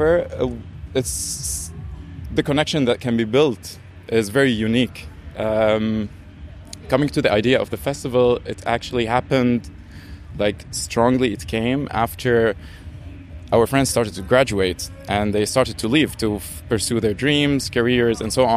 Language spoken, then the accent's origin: English; Damascus, Damascus Governorate, Syria; moved away; also born or lived in Kleve, Germany; I was born in Damascus and I grew up here like 6 years